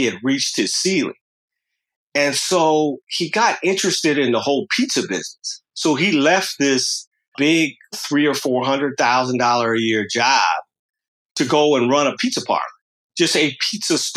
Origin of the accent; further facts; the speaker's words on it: Los Angeles, California, United States; I grew up in South Central LA in a largely African-American community